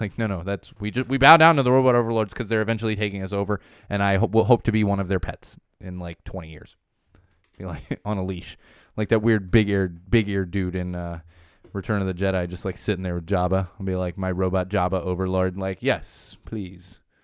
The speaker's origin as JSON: {"language": "English", "region": "Southern California", "country": "United States", "tie": "born or raised there", "said": "I grew up in Southern California"}